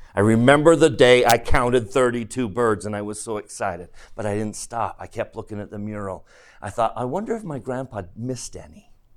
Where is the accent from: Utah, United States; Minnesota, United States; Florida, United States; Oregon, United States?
Utah, United States; Grew up in Utah.